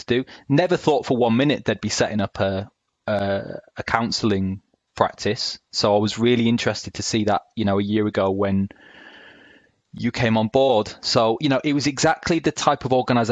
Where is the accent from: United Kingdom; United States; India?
United Kingdom; Hull, Yorkshire and the Humber; now in South of England, United Kingdom; I'm based in the South now, have been for a decade, but I spent a large part of my childhood growing up in Hull in East Yorkshire